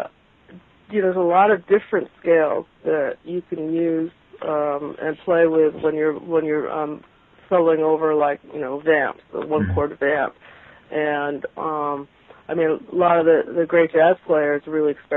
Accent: New Jersey, United States; moved away as an adult; also born or lived in San Francisco; now in New York, United States; I grew up in New Jersey

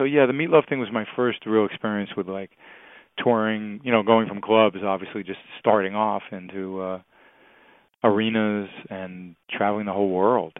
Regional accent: New York, United States; Bob and I grew up in New York

